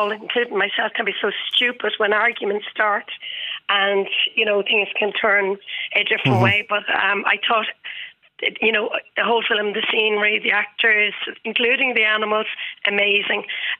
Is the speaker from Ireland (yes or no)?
yes; Ireland; being Irish, we understand the wit.